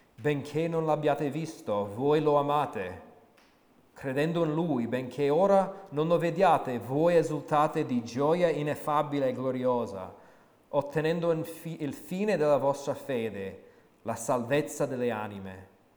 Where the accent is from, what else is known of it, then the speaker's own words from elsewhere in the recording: United States; moved away as an adult; now in Italy; sono cresciuto um, negli Stati Uniti